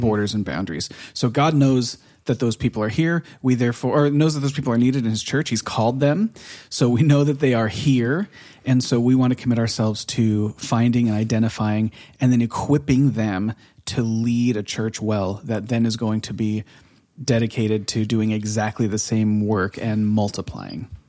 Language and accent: English; United States; moved away as an adult; now in Norway; we're American